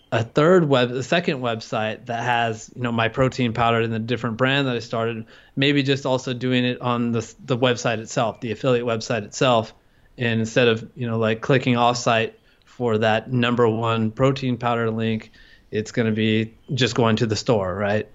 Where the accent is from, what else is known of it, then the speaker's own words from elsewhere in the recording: California, United States; moved away as an adult; now in Thailand; I'm an American. I'm from California